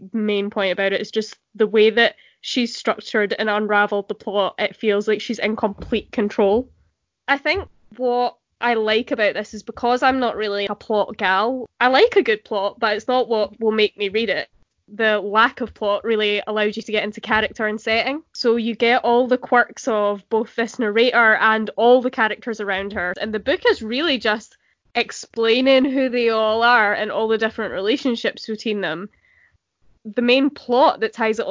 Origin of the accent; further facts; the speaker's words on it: central Scotland, United Kingdom; being Scottish, obviously, it's not the same as Irish, but in central Scotland we do have a lot of overflow culture from the Troubles.